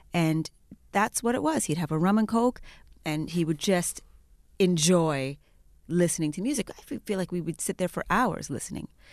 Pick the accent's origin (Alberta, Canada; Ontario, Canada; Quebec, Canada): Alberta, Canada; Edmonton; now in Toronto, Canada; I was raised in Alberta.